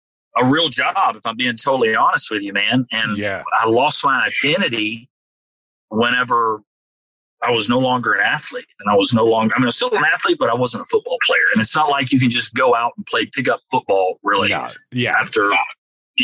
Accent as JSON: {"language": "English", "town": "Nashville", "region": "Tennessee", "country": "United States", "tie": "born or raised there", "said": "I was born and raised here in Nashville, Tennessee"}